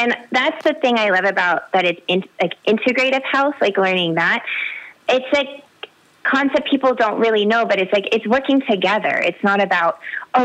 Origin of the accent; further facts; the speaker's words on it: the Bay Area, California, United States; I grew up in the Bay Area